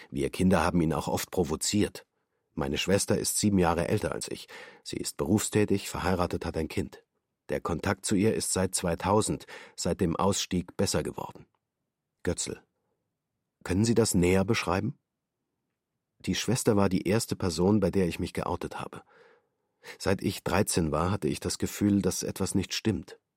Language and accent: German; Jena, Thuringia, Germany; also born or lived in New Delhi / Belgrade; Ich bin 1980 in Neu-Delhi geboren, bin in den ersten Monaten nach Deutschland gekommen, weil meine Mutter eine Wochenbettpsychose hatte. Mit vier Jahren war ich in Belgrad, dann wieder zurück in Deutschland, in Jena Realschule.